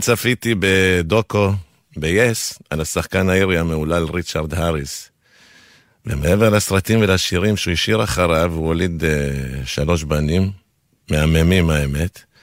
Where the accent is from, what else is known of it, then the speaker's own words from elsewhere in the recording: Argentina; first language Spanish; Hebrew is a second language; now in Israel; כילד שגדל בארגנטינה, בבית חילוני